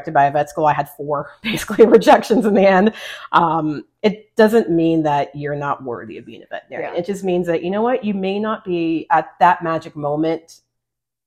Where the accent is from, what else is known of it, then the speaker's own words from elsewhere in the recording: El Paso, Texas, United States; moved away as an adult; I grew up in Texas. I'm from El Paso originally, grew up in our regional community that we call home. And that was my home for well over 20 plus years.